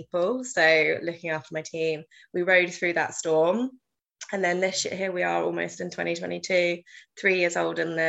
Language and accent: English; South East England, United Kingdom; moved away as an adult; now in London, United Kingdom; I worked at my local hospice, Amy House and Jack's Place